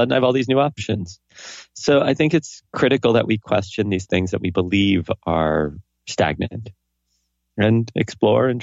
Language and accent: English; New York, United States; my hometown, New York